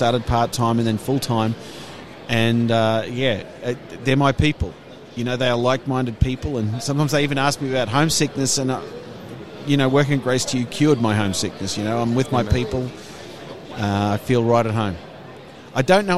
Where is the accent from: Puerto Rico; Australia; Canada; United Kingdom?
Australia; moved away as an adult; also born or lived in Denmark; I'm originally from Australia